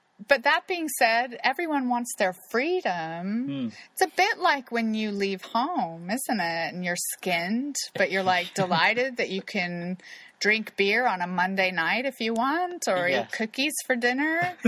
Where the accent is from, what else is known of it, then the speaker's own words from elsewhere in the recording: Kansas City, Missouri, United States; So I went bouncing up to them. Oh my God, I'm from Kansas City.